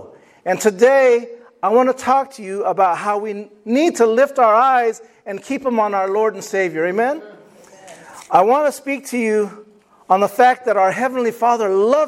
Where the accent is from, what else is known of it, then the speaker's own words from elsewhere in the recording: Napa, California, United States; I'm just from American Canyon. I'm from Vallejo. I grew up in Napa.